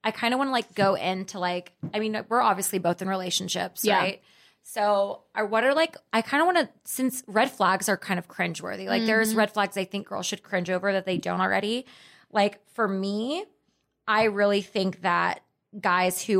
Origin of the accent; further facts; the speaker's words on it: Dallas, Texas, United States; I grew up in Dallas